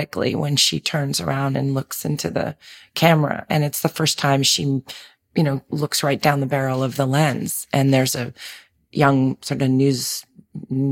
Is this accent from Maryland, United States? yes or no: no; New York City, New York, United States; growing up in Manhattan, you know, I was a city kid